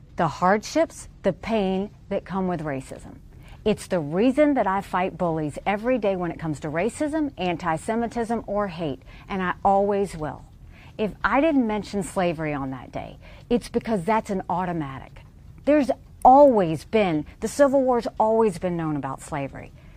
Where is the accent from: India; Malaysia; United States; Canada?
United States; Deep South; grow up in the deep south as a brown girl